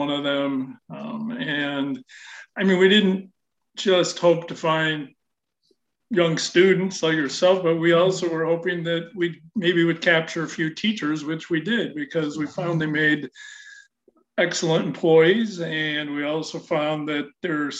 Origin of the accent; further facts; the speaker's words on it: Chicago, Illinois, United States; also born or lived in Columbus, Ohio; I'm a Chicago area kid. I grew up in the South Suburbs